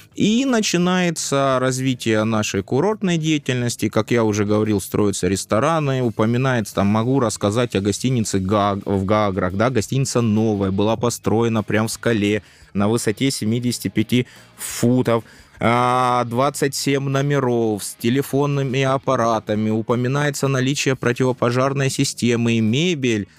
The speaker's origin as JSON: {"language": "Russian", "area": "the South", "region": "southern Russia", "country": "Russia", "said": "я фанат юга, ну, потому что я южанин"}